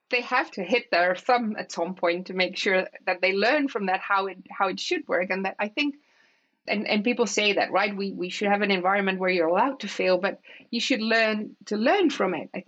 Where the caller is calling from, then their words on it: Aalsmeer, North Holland, Netherlands; English is a second language; I'm based in in Aalsmeer. I'm joining you from Aalsmeer, which is my which is where my home is at.